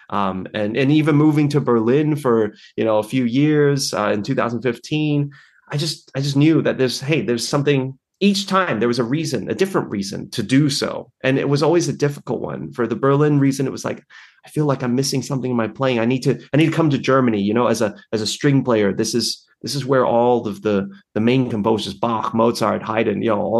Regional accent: Australia; also born or lived in Taipei, Taiwan; Oh yeah, I well, so I was born in Taipei, as you mentioned, and I we moved to Australia, my parents and I, when I was like maybe five months, six months old

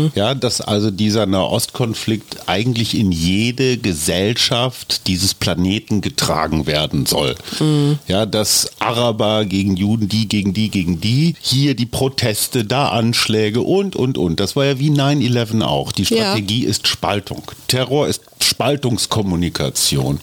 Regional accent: Germany; als Deutsche

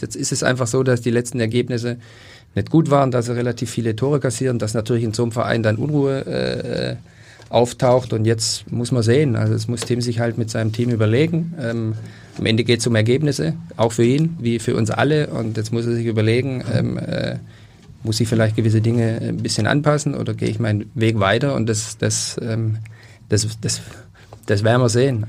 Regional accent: Stuttgart, Baden-Württemberg, Germany; now in Hamburg, Germany; ich bin in Stuttgart groß geworden

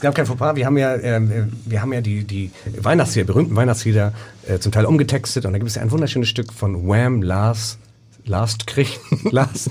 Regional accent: Hamburg, Germany; Wir sind ja alle hier in Hamburg geboren.

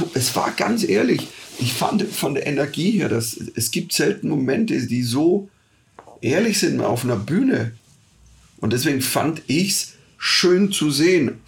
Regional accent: rural Bavaria, Germany; ich bin am Bayerischen Land aufgewachsen

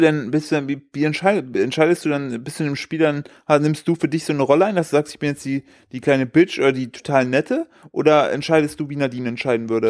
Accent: East Germany, Germany; ich bin ja, ich bin ja im Osten aufgewachsen

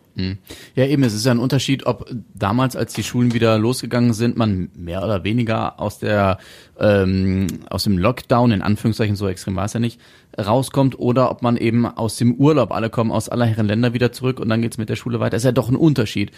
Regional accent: Germany; bei uns in Deutschland

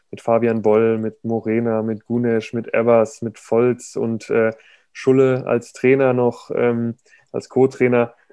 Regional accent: Dortmund, North Rhine-Westphalia, Germany; ich komme irgendwie aus, aus Dortmund.

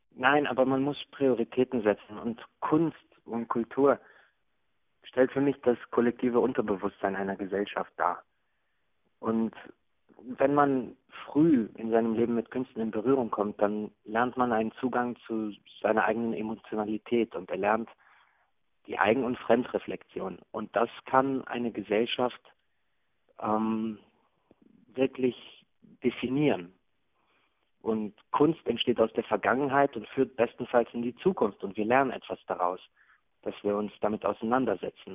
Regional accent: Hagen, North Rhine-Westphalia, Germany; moved away; Und das ist das Gefühl der Jugend, das ich mit Hagen verbinde

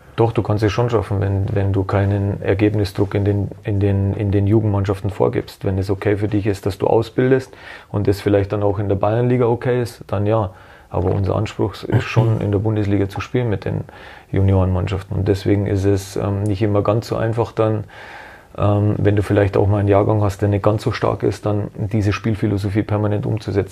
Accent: Germany; bei uns in Deutschland

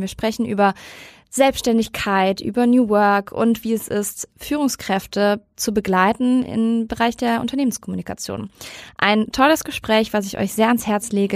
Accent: Cologne, North Rhine-Westphalia, Germany; now in Hamburg, Germany; meiner alten Heimat Köln sitzt du ja gerade

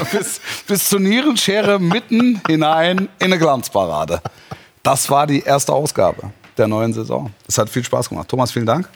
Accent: near Stuttgart, Baden-Württemberg, Germany; moved away; Und ich bin ja da groß geworden in der Nähe.

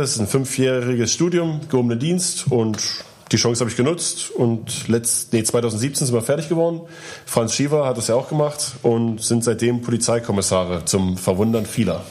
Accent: eastern Germany, Germany; Ich komme aus dem Osten

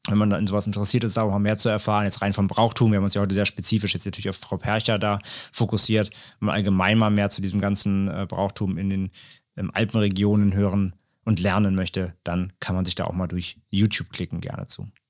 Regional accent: Rhineland, Germany; ich komme ja aus dem Rheinland

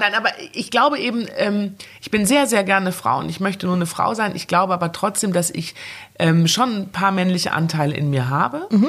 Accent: Germany; ich gehöre ja? nach Deutschland. Ja. Klar, das ist meine Heimat

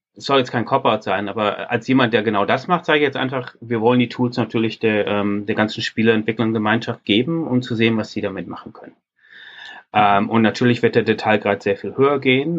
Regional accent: Ruhr area, North Rhine-Westphalia, Germany; Ich übrigens als Ruhrpottler

